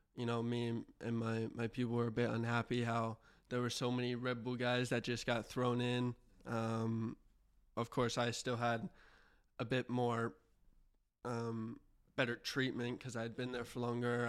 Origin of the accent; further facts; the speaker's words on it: Houston, Texas, United States; I'm from Houston